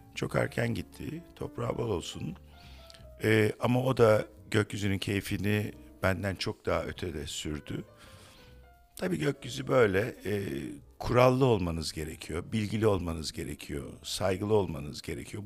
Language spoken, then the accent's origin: Turkish; Ankara, Turkey; also born or lived in Istanbul; now in Bozcaada, Turkey; ben böyle 12-13 yaşlarında Ankara'da Bahçeli Evler'de otururken